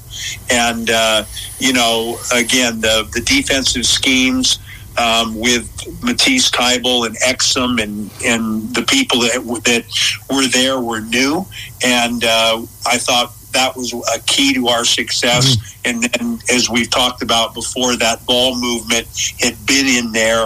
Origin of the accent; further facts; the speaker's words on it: United States; now in Australia; being an American and coming over here